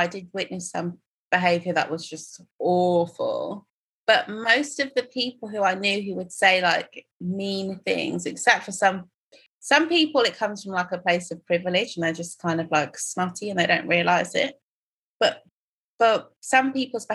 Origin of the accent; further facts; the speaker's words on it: Croydon, London, United Kingdom; also born or lived in Tottenham / Nigeria; I went to school in Croydon and spent the rest of my time in Tottenham